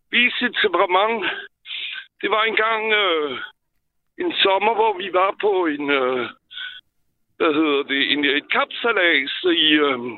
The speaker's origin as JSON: {"language": "Danish", "region": "southwestern France", "country": "France", "tie": "born or raised there", "moved": "yes", "lives_now": "Denmark", "said": "jeg er født i Sydvestfrankrig"}